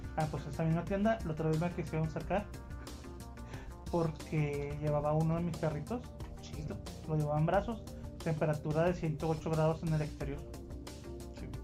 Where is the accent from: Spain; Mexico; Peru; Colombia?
Mexico; Ciudad Juárez, Chihuahua; yo soy de Juárez, pero es la verdad. Aquí en Juárez, nosotros no queremos a los chilangos